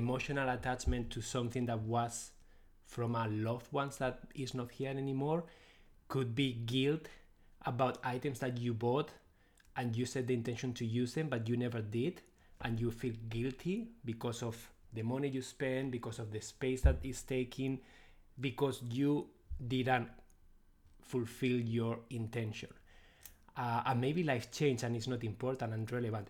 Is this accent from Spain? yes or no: yes; Spain; English is a second language; moved away; I'm originally from Spain, so I speak Spanish too. So you will notice my accent